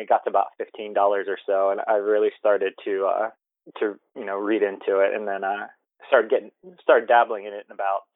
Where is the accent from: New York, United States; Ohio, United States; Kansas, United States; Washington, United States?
Ohio, United States; now in Los Angeles, United States; I'm from LA. I'm originally from Ohio.